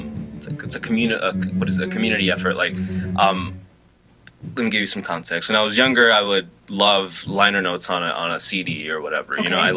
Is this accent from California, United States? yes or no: yes; Los Angeles, California, United States; I grew up in South L.A.